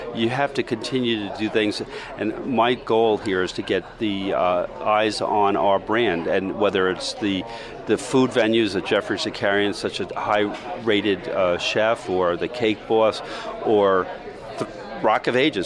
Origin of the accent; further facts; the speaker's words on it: New York, United States; I'm a New Yorker